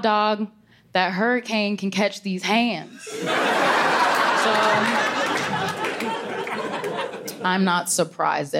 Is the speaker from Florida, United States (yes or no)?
yes; Florida, United States; I'm from Florida